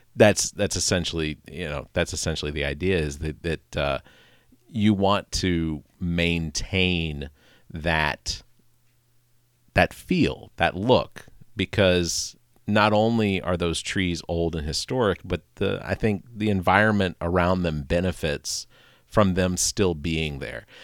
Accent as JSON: {"language": "English", "town": "Atlanta", "region": "Georgia", "country": "United States", "tie": "born or raised there", "moved": "yes", "lives_now": "West Columbia, United States", "said": "growing up in Atlanta, taking eighty-five out of Atlanta north"}